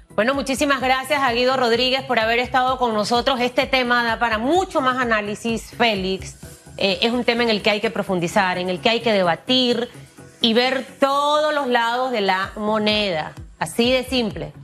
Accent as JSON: {"language": "Spanish", "country": "Panama", "said": "como panameños"}